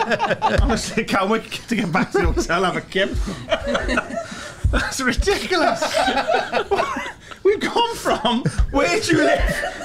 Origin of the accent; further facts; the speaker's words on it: Carmarthen, Wales, United Kingdom; Hereford. No, Carmarthen.